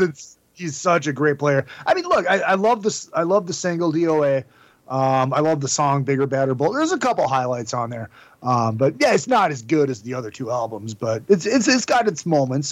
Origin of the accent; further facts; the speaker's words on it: Minnesota, United States; I am the worst Minnesotan ever